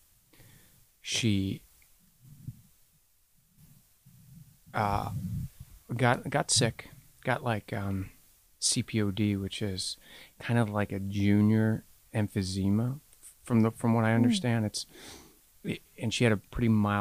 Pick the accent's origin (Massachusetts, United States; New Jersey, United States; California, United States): New Jersey, United States; I grew up in New Jersey.